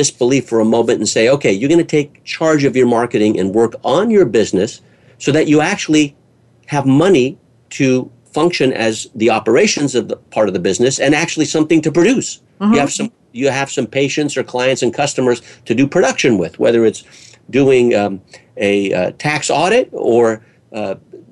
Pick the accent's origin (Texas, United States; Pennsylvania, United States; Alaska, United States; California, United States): California, United States; California, which is my home state here in the United States